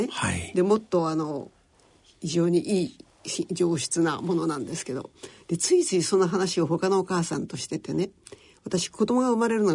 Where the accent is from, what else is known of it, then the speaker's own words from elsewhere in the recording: Kamakura, Kanagawa, Japan; also born or lived in Tokyo; はい、東京のね、あのその時は大田区の大森に家があってそこに住んでいましたけど、でも一歳でもうすぐ神奈川県に引っ越しちゃいました。